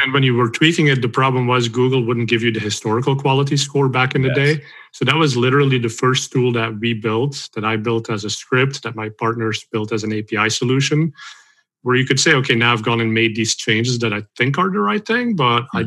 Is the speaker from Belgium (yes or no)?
yes; Belgium; moved away; I'm originally from Belgium, so I speak Dutch